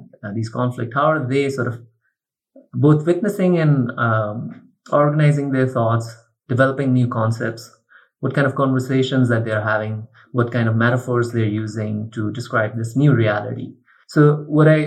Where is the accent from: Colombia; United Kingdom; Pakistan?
Pakistan; also born or lived in Chapel Hill, North Carolina; Growing up in Pakistan